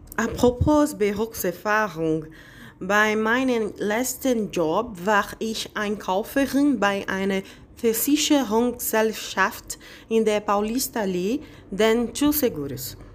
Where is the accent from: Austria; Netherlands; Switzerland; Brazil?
Brazil; Bahia; German is a second language; moved away as an adult; also born or lived in Berlin; now in São Paulo, Brazil; ich komme aus Bahia, auch wenn ich lebe seit vier Jahren in São Paulo